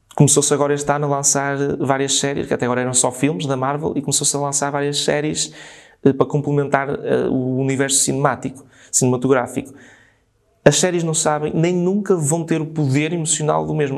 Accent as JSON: {"language": "Portuguese", "area": "São Miguel de Paredes", "region": "Norte", "country": "Portugal", "tie": "born or raised there", "said": "nasci em São Miguel de Paredes"}